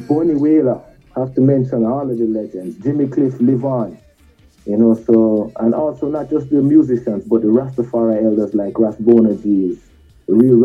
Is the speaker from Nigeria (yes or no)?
yes; Ibadan, Oyo, Nigeria; now in Kingston, Jamaica; Growing up in Ibadan